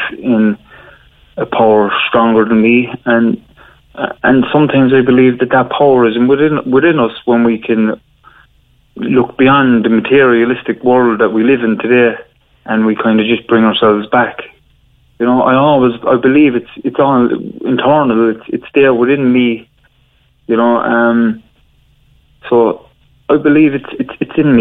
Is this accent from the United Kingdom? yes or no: no; Cork, Munster, Ireland; I grew up in Hollyhill in Arcullen